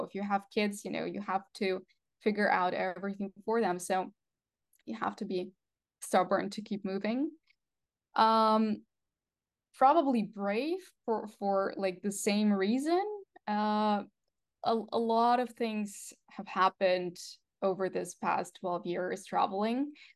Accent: Russia; English is a second language; moved away; I'm originally from Russia, um, actually Russian Ukrainian

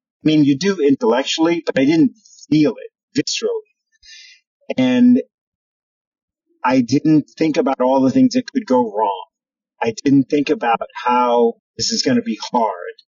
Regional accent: New York City, New York, United States; I grew up in New York City.

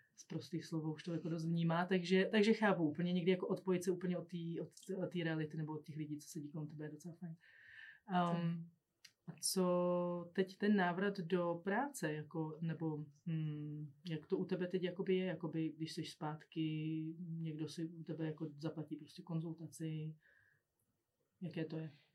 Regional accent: Czechia; my jako Češi

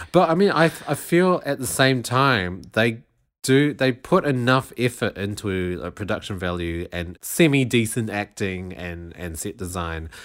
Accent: New Zealand; my home country, New Zealand

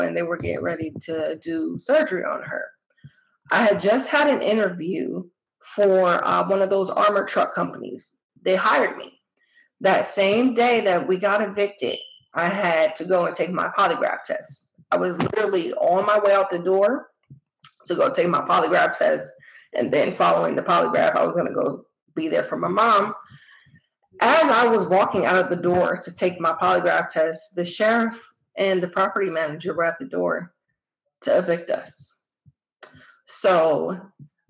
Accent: New Jersey, United States; moved away as an adult; I'm from New Jersey originally

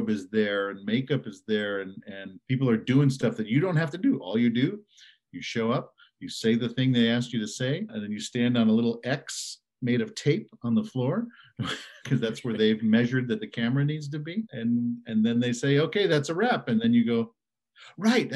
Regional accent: Evanston, Illinois, United States; moved away as an adult; also born or lived in Caracas, Venezuela / California; I did most of my growing up in the Chicago area in Evanston.

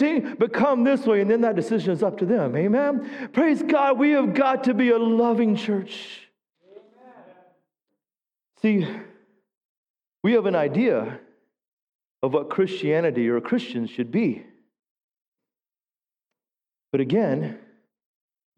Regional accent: the South, United States; I grew up in the South

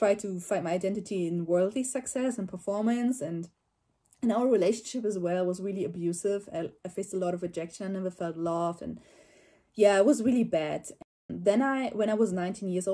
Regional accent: Germany; I'm from Germany

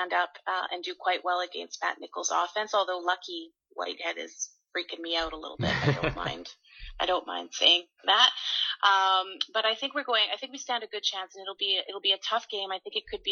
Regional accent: Winnipeg, Manitoba, Canada; now in Ottawa, Canada; I'm from Winnipeg, so I grew up a Bomber fan

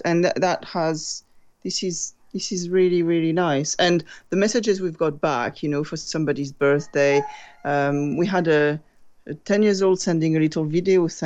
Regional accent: France; moved away as an adult; now in England, United Kingdom; I'm from France

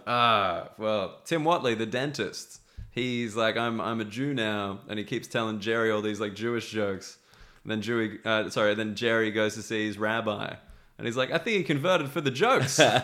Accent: Australia; I'm an Australian

